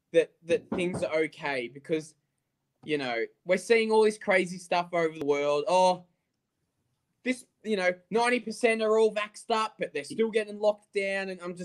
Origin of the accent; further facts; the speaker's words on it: Melbourne, Victoria, Australia; moved away as an adult; now in Adelaide, Australia; I was born and raised in Melbourne.